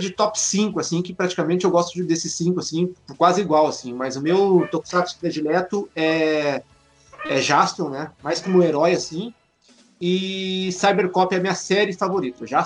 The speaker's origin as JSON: {"language": "Portuguese", "town": "Porto Alegre", "region": "Rio Grande do Sul", "country": "Brazil", "said": "Eu sou de Porto Alegre, Rio Grande do Sul, gaúcho."}